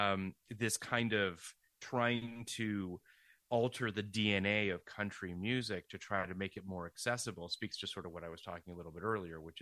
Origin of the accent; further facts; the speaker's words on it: Toronto, Ontario, Canada; I grew up in Toronto.